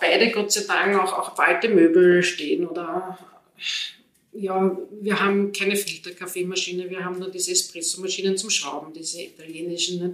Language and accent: German; Vienna, Austria; moved away as an adult; now in Pressbaum, Austria; ich komme ja eigentlich ursprünglich aus Wien, ich komme aus dem 10. Bezirk